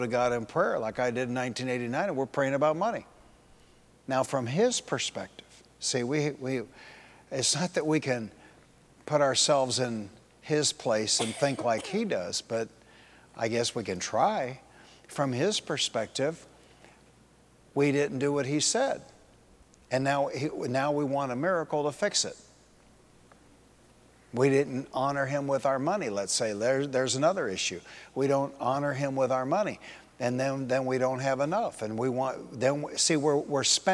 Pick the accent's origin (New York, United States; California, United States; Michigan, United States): Michigan, United States; Detroit; The church I grew up in Detroit, Bethesda Missionary Temple